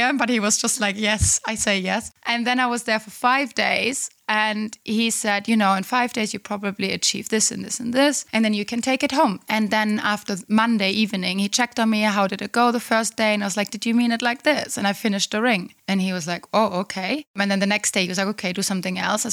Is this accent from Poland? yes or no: no; Black Forest, Baden-Württemberg, Germany; moved away; I come from the Black Forest. It's very close to Pforzheim